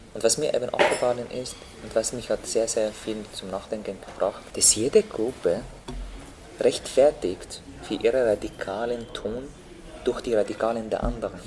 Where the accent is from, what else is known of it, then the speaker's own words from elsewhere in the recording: Syria; German is a second language; moved away as an adult; also born or lived in Lebanon / Turkey; now in Austria; dass ich Syrer sage